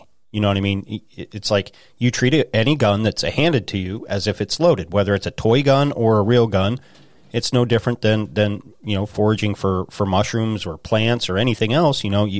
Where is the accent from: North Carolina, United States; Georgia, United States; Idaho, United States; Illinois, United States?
Idaho, United States; now in Pennsylvania, United States; I've been in the woods since I was a little kid, you know, growing up in Idaho and moving out here.